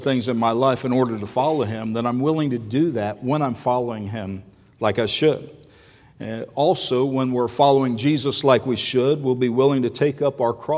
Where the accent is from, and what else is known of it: Florida, United States; moved away as an adult; now in Washington, United States